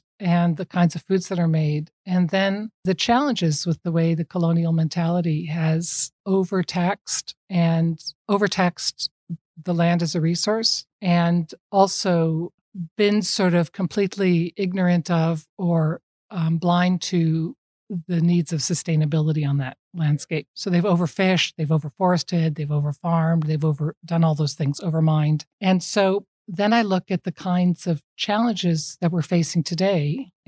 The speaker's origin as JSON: {"language": "English", "region": "California", "country": "United States", "moved": "as an adult", "lives_now": "Nova Scotia, Canada", "said": "I'm from California"}